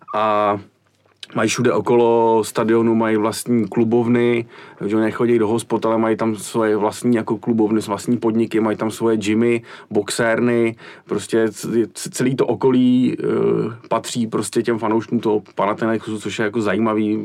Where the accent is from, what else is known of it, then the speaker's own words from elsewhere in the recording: Prague, Czechia; tady u nás v Praze